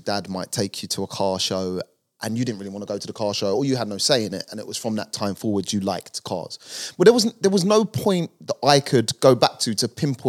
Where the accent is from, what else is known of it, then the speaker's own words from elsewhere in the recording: London, United Kingdom; So, Northwest London, originally. More inner when I was younger, but moved out to Harrow and basically spent my childhood up to adulthood in Harrow, Northwest London, Rainers Lane, to be precise.